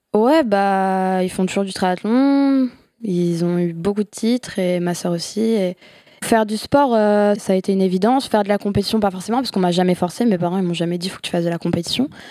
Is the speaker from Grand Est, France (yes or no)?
no; Bergerac, Nouvelle-Aquitaine, France; now in Bordeaux, France; je viens de Bergerac, à côté de Bordeaux, donc maintenant j'habite à, Bordeaux